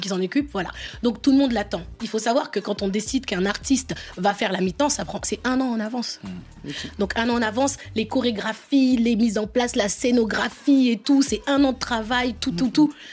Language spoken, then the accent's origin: French; France; je suis née en France et je suis française. Et je suis très fière de mon histoire, de l'histoire de la France, mais aussi de mes pays d'origine, le Sénégal et la Guinée-Bissau.